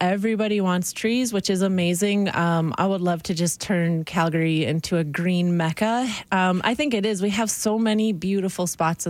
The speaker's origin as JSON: {"language": "English", "region": "Northern Michigan", "country": "United States", "tie": "born or raised there", "moved": "yes", "lives_now": "Canada", "said": "I grew up in Northern Michigan"}